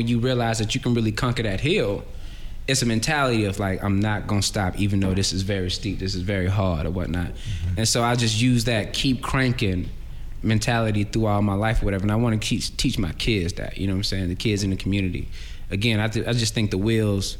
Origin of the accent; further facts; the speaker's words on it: Atlanta, Georgia, United States; I'm born and raised in Atlanta.